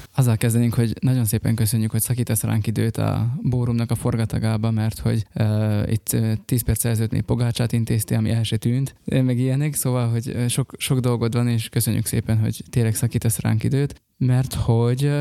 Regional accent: Upper Hungary, Felvidék, Slovakia; mi felvidékiek vagyunk

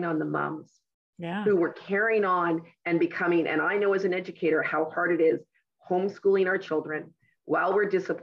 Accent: West Vancouver, British Columbia, Canada; I was born and raised in West Vancouver

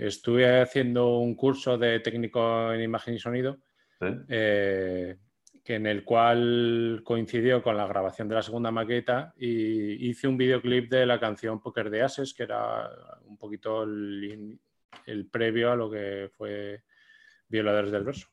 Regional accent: Zaragoza, Aragon, Spain; nosotros somos de Zaragoza

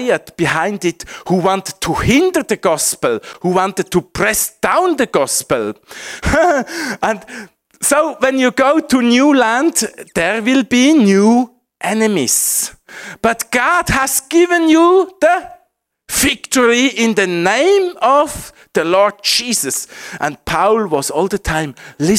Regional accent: Switzerland; English is a second language; my home country, Switzerland.

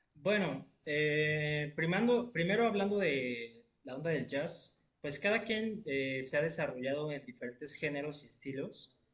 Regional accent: Querétaro, Mexico; now in Xalapa, Mexico; yo soy de la ciudad de Querétaro originalmente. Y ya después me vine a la ciudad de Jalapa

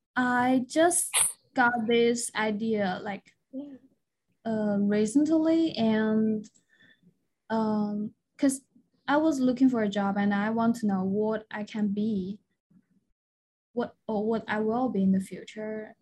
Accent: China; moved away as an adult; also born or lived in Guangzhou, China; I am originally from China mainland

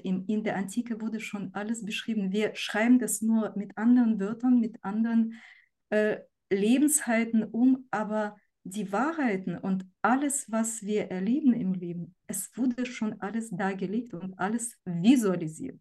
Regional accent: Ukraine; moved away; ich komme selber aus der Ukraine

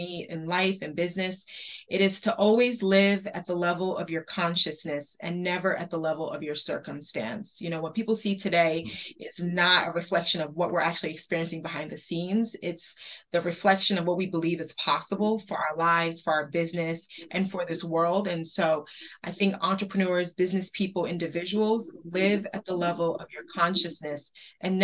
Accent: East Coast, United States; now in Detroit, United States; we're both from the East Coast

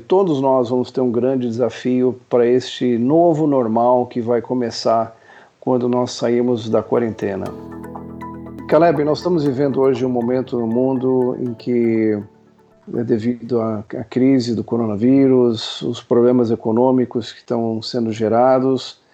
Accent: Niterói, Rio de Janeiro, Brazil; sou de Niterói.

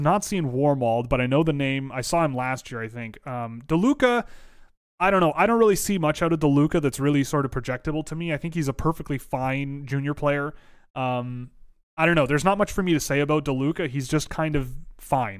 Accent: Canada; I'm Canadian

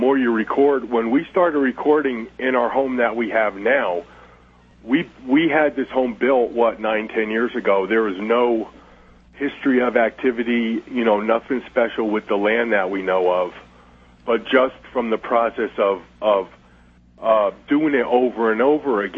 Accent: New Jersey, United States; I was born and raised in New Jersey

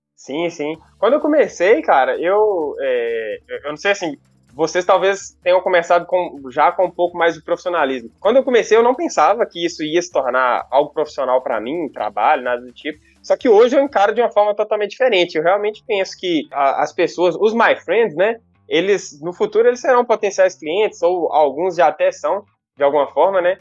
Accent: Teófilo Otoni, Minas Gerais, Brazil; accent: baiano; moved away as an adult; now in Belo Horizonte, Brazil; moro em BH aqui, capital mineira, belíssima cidade, aproximadamente 10 anos, mas na verdade eu sou de Teoflotone, cara, uma pequena e pacata cidade do nordeste de, de Minas

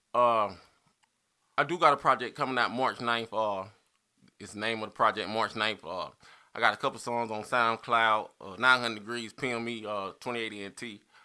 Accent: Spartanburg, South Carolina, United States; I'm from Spartanburg, South Carolina

